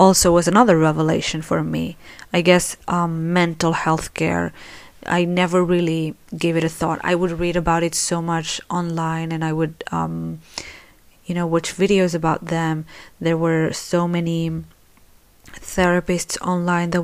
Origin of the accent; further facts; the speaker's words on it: Spain; I live in Spain. I was born in Spain, so I consider myself Spanish, but my parents are Moroccan